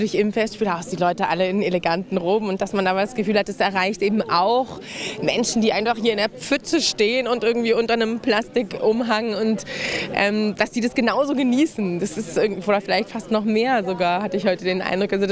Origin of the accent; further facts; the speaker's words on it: Northern Germany, Germany; Ich komme aus Norddeutschland und meine Schwägerin ist es auch gewohnt.